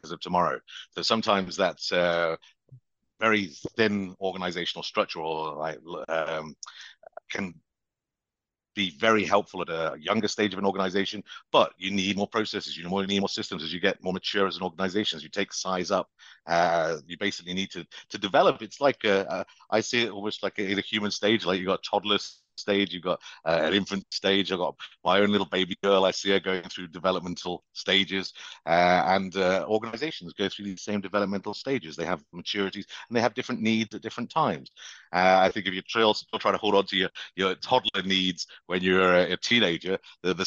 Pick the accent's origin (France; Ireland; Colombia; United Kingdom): United Kingdom; moved away as an adult; now in United States; You can tell from my accent, I'm originally from the UK, and as I say, I worked all over the world. The last 7 years here in the US